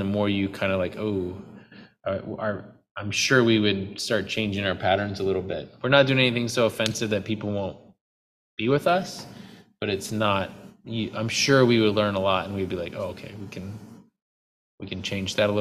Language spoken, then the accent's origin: English; United States; moved away; I'm still American